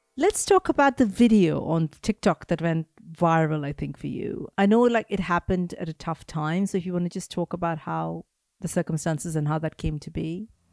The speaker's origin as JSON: {"language": "English", "town": "Mumbai", "region": "Maharashtra", "country": "India", "tie": "born or raised there", "said": "Growing up in Mumbai"}